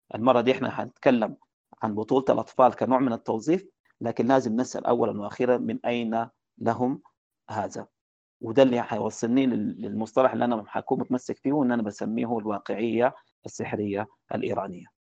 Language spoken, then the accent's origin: Arabic; Sudan; عندنا في السودان